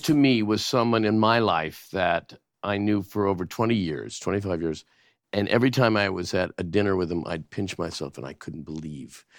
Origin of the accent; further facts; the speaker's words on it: Canada; moved away; as a Canadian